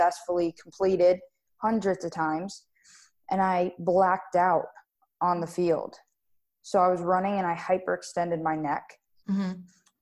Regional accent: Wellington, Florida, United States; also born or lived in Davie, Florida; I was born in Davie, Florida, and I moved to Wellington, Florida, and I've been here ever since.

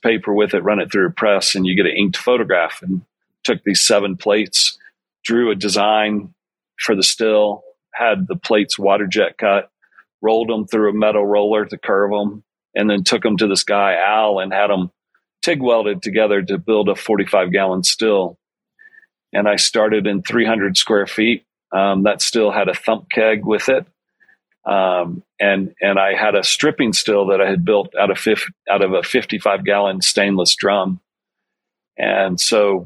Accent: Georgia, United States; now in Colorado Springs, United States; I'm from Georgia

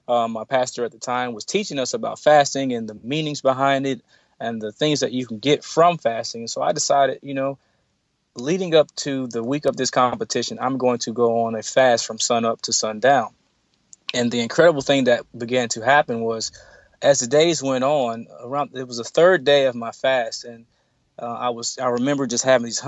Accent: Nashville, Tennessee, United States; it all landed me back here in Nashville, which is my hometown, the town that my mother is from.

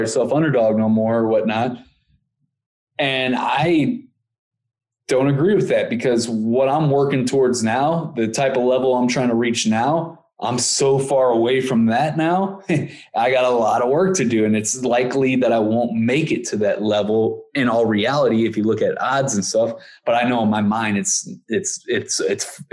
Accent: Ferguson, Missouri, United States; we grew up in Ferguson, Missouri

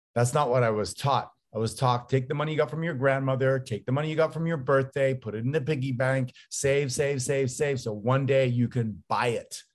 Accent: Canada; now in United States; I'm Canadian, although I live down here in the States

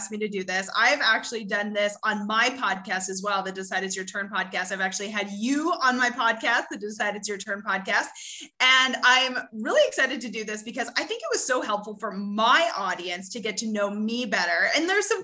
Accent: Canada; now in United States; I grew up in Canada, now live in the US

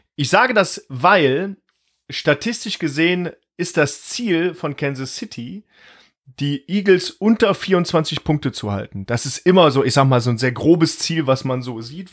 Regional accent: Mönchengladbach, North Rhine-Westphalia, Germany; ich bin geboren in Mönchengladbach

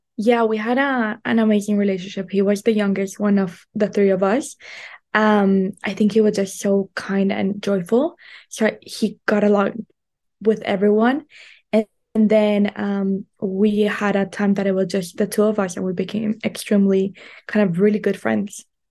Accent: Colombia; moved away as an adult; also born or lived in United States; I was raised in Colombia, and then I moved to the United States to go to college

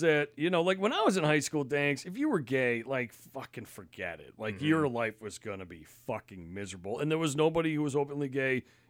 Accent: Massachusetts, United States; I grew up in Mass in the 90s, and that's, to me

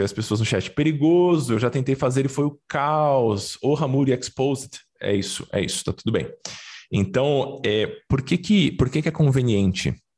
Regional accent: São Paulo, Brazil; Eu cresci no Brás, os paulistanos certamente vão, vão conhecer. É um bairro de, de classe média baixa de São Paulo

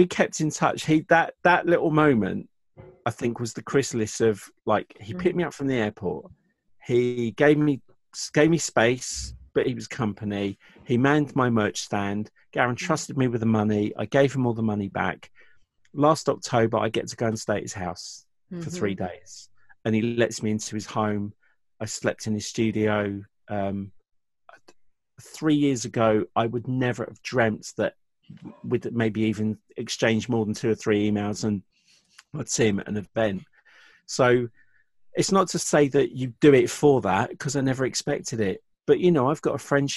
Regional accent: England, United Kingdom; I'm from England.

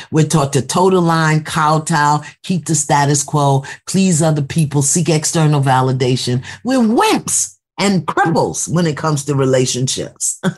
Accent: New York City, New York, United States; I'm from Brooklyn

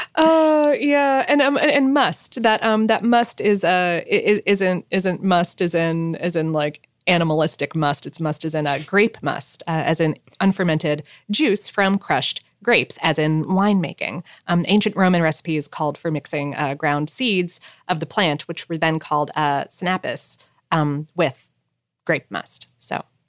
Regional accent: South Florida, United States; born or raised there

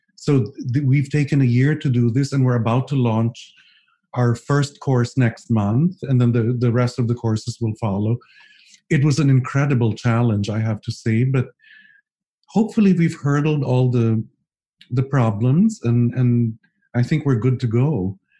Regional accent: Philippines

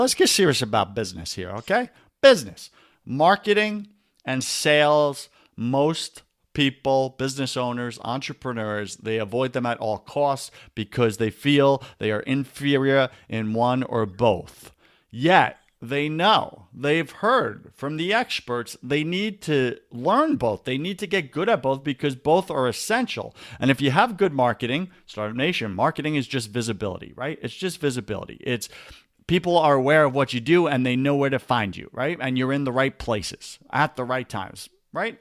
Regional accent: Long Island, New York, United States; moved away; I grew up in Long Island, New York

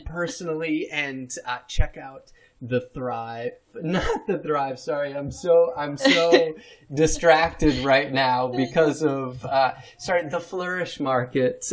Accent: New York, United States; I'm from New York State

